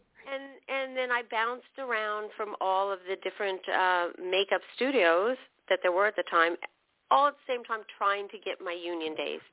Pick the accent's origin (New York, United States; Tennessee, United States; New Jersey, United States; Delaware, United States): New Jersey, United States; moved away as an adult; now in California, United States; I was from New Jersey